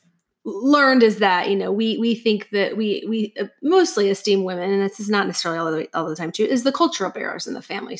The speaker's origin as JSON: {"language": "English", "town": "Bellevue", "region": "Washington", "country": "United States", "tie": "born or raised there", "also_born_or_lived": "Seattle", "moved": "yes", "lives_now": "Atlanta, United States", "said": "I grew up in Bellevue, Washington"}